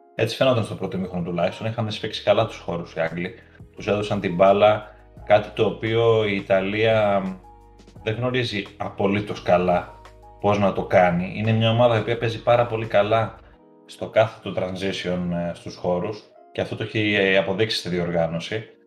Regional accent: Greece; είμαστε Έλληνες υποστηρικτές

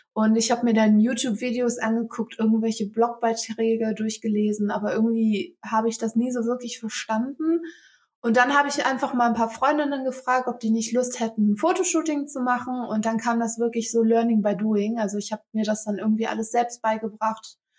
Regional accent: Velbert, North Rhine-Westphalia, Germany; ich bin 26 Jahre alt und ich komme aus Felbert. Ähm, das liegt im Kreis Mettmann

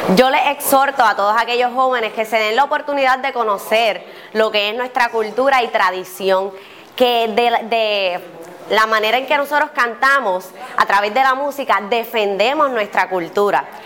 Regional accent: Comerío, Puerto Rico

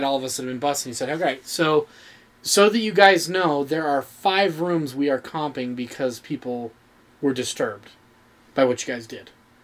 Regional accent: St. George, Utah, United States; I grew up in St. George, so I was a little further south

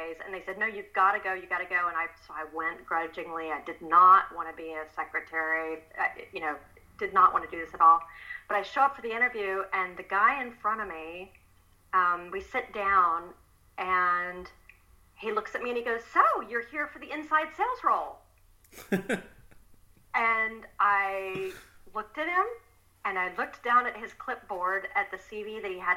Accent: Texas, United States; moved away as an adult; also born or lived in Belgium; I'm originally from Texas, but I moved to Belgium to marry my Belgian husband many years ago.

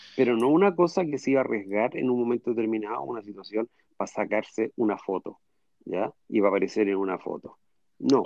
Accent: Chile; yo soy chileno, judío

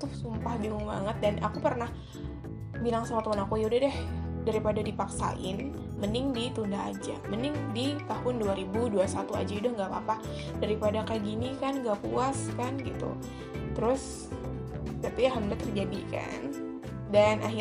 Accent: Magelang, Central Java, Indonesia; saudara aku di Jogja bukan Jogja sih Magelang nah di dia tuh ngasih tahu bahwa di Magelang itu di kampung aku

